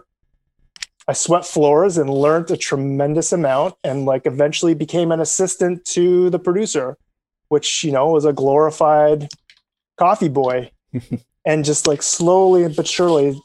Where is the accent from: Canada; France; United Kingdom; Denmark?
Canada; as a Canadian